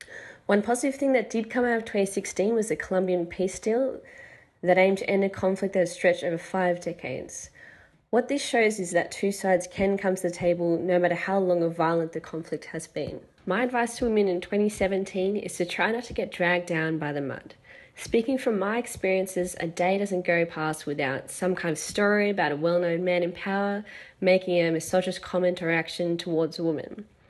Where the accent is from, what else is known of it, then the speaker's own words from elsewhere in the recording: Sydney, New South Wales, Australia; now in New York, United States; I'm originally from Sydney, Australia, but now I reside in New York.